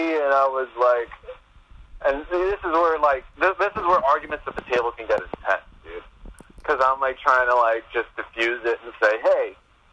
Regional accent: United States; I'm an American student

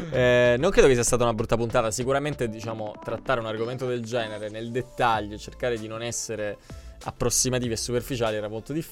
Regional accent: Apulia, Italy; io sono pugliese

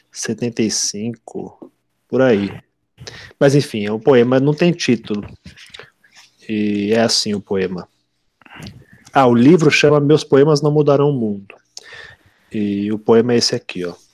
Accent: São Paulo, Brazil; Porque você é de, é de Ribeirão Preto, eu sou de São Paulo, de capital, né? E não que eu acho que São Paulo não tem sotaque, São Paulo tem o sotaque da capital

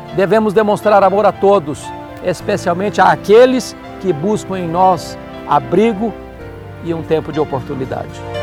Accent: Brazil; E nós, como brasileiros

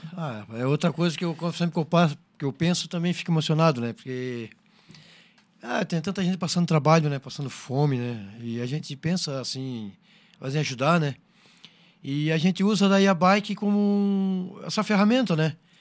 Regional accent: Criciúma, Santa Catarina, Brazil; sou de Criciúma

